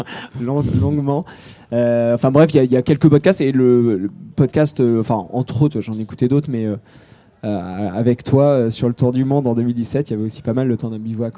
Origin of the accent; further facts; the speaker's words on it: Charente, Nouvelle-Aquitaine, France; J'ai grandi en Charente